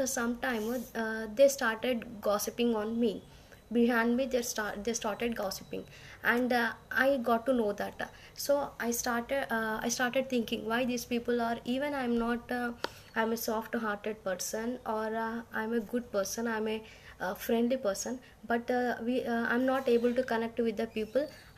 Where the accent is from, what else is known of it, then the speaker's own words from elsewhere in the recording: India; from India